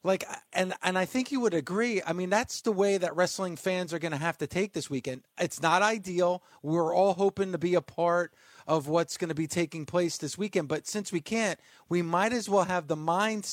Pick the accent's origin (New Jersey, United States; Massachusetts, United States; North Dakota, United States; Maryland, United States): New Jersey, United States; I live in New Jersey and born and raised in New Jersey